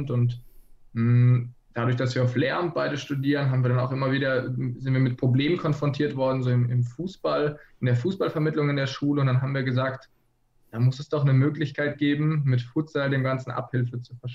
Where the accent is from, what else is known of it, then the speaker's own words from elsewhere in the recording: Baden-Württemberg, Germany; moved away as an adult; now in Flensburg, Germany; Genau, wir kommen ursprünglich aus, aus der Nähe von Freiburg